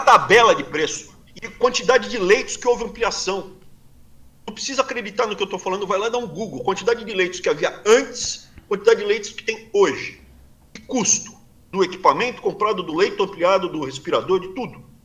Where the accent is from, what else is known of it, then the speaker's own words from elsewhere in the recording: Brazil; moved away as an adult; now in United States; Sou brasileiro, me sinto bem no Brasil. Mais especificamente na região que eu crescia, me sinto bem ali, Mato Grosso do Sul, São Paulo, sul de Minas, norte do Paraná